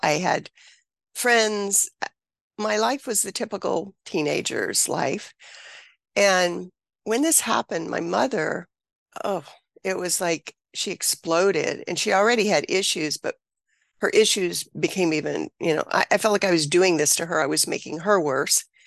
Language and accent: English; Mississippi, United States; I grew up in Mississippi